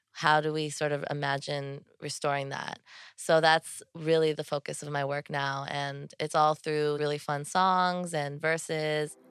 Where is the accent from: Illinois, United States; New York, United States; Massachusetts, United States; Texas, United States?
New York, United States; New York City; I was born here in New York City and I grew up in Soho, which is in lower Manhattan.